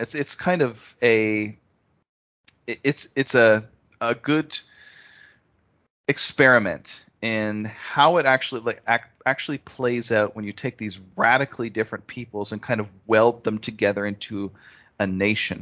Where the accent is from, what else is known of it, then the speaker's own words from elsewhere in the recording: Canada; I growing up in Canada myself